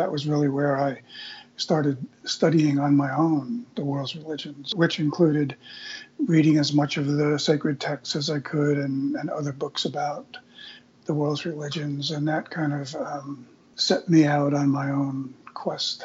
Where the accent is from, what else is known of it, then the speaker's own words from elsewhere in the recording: Eastern Long Island, New York, United States; I grew up in Eastern Long Island, New York, out in what used to be the potato fields of Eastern Long Island.